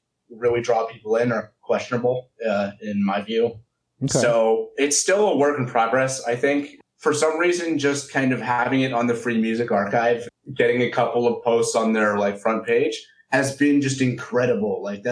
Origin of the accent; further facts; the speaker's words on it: Berkeley, California, United States; I'm from Berkeley, California.